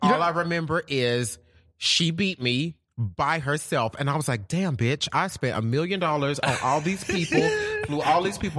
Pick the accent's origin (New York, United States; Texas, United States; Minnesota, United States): Texas, United States; Dallas; I'm from Dallas.